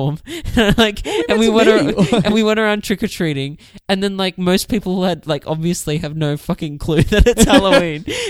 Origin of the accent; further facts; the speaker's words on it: Australia; we're Australian.